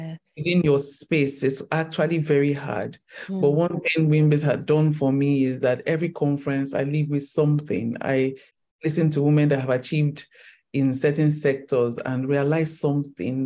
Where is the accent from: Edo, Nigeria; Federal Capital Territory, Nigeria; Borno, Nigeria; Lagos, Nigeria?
Lagos, Nigeria; born or raised there